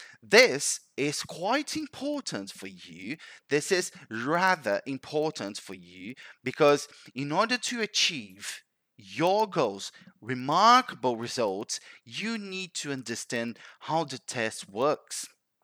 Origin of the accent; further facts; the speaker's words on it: Brazil; now in Canada; I moved from Brazil to Canada, I needed to take the IELTS test.